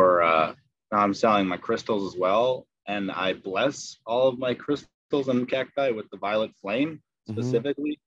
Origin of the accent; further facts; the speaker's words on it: Palatine, Illinois, United States; also born or lived in Upper Peninsula, Michigan; now in St. Charles, United States; I grew up in Palatine, actually, Illinois